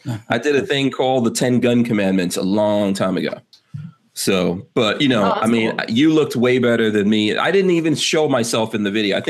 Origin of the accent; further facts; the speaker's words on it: New York City, New York, United States; I came to live in America in 1983. So, and I grew up in Far Rockaway, New York.